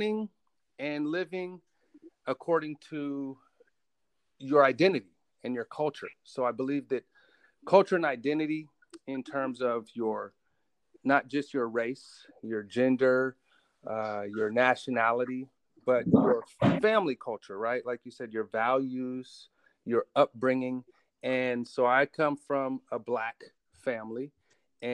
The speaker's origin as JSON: {"language": "English", "town": "Oakland", "region": "California", "country": "United States", "tie": "born or raised there", "also_born_or_lived": "Berkeley, California / San Francisco, California", "said": "I grew up in Oakland, Berkeley, San Francisco"}